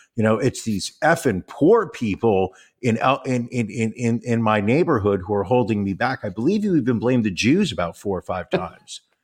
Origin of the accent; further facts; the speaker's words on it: United States; I'm an American and I'm a proud American